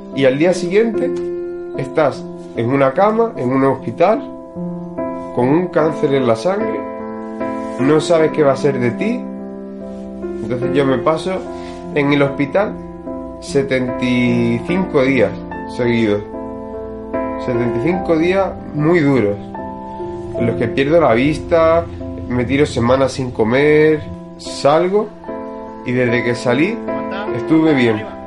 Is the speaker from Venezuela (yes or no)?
no; Marbella, Andalusia, Spain; nací aquí en Marbella